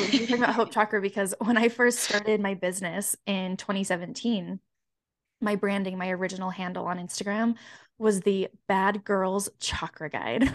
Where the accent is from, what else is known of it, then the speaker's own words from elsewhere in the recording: Utah, United States; also born or lived in Colorado; I grew up in Utah. I was a lot further south